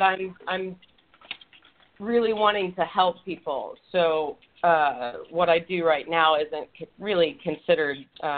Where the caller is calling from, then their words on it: Los Angeles, California, United States; I'm in Los Angeles.